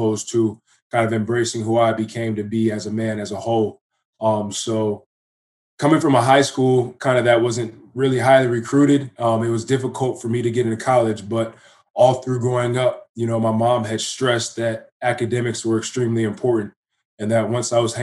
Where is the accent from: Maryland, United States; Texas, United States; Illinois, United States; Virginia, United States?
Virginia, United States; Fairfax; moved away as an adult; now in Canada; I'm originally from Virginia, Fairfax, to be exact